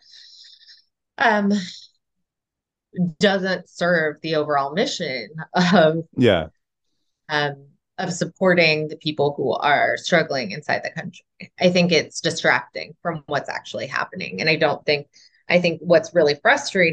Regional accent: United States; moved away; being an American

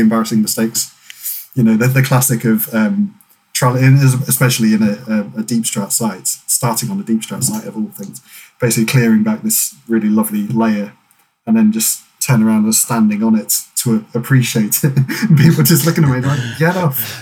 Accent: North Dorset, South West England, United Kingdom; moved away as an adult; also born or lived in Lampeter; my local unit growing up in North Dorset

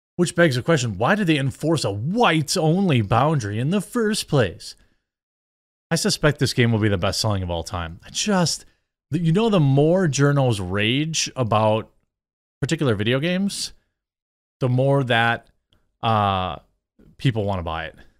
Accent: United States; as an American

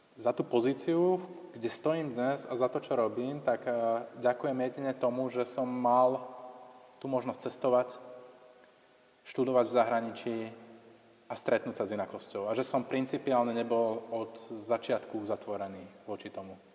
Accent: Slovakia; som bol vychovaný v tom tradičnom kresťanskom prostredí a v podstate takúto homofóbiu, povedzme, alebo toto naladenie, že ako homosexualita je niečo nesprávne a že treba si založiť buď tradičnú rodinu, alebo žiť v celibáte, to je niečo, čo dostávate ako s materským mliekom v tom slovenskom prostredí

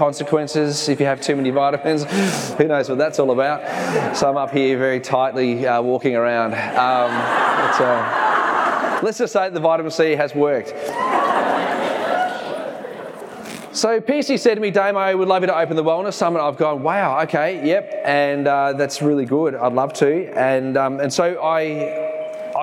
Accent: Dandenong, Victoria, Australia; accent: Kiwi; moved away as an adult; also born or lived in Geelong / New Zealand; We grew up in Dandenong

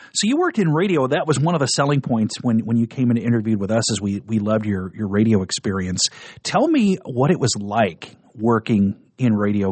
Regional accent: Nebraska, United States; moved away as an adult; also born or lived in Denver; I grew up in Nebraska.

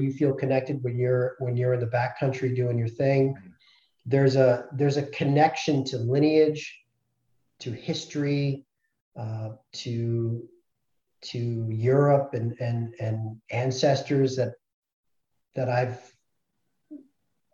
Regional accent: New England, United States; moved away; I grew up in New England in the States.

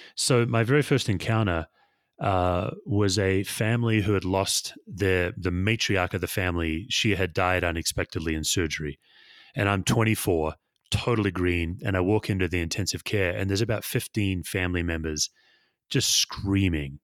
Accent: Perth, Western Australia, Australia; moved away; I was born and raised in Perth, Western Australia

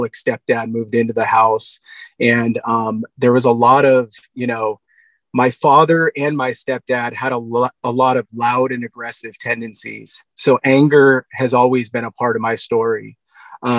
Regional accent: Black Diamond, Washington, United States; also born or lived in Buckley, Washington; I grew up in Black Diamond, Washington State

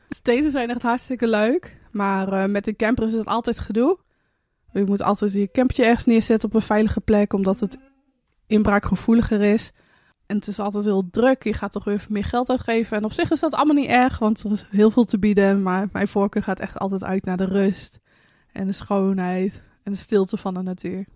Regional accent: Hardenberg, Overijssel, Netherlands; now in Friesland, Netherlands; dat we in Friesland zitten, want we komen dan zelf uit Hardenberg

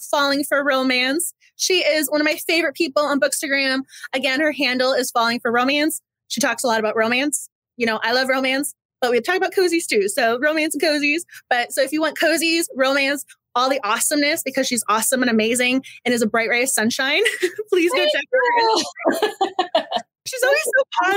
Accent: Massachusetts, United States; moved away; I'm from Massachusetts originally

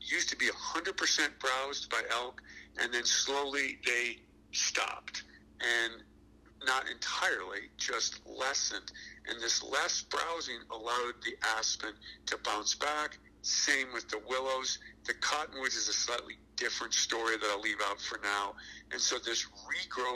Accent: Ohio, United States; moved away; I grew up in Ohio

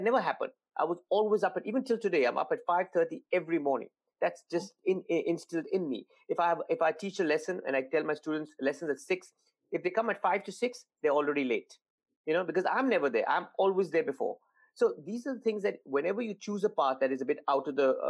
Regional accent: India; moved away; being Indian

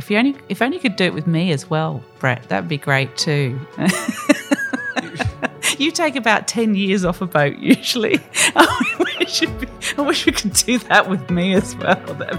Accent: Australia; We are Australian.

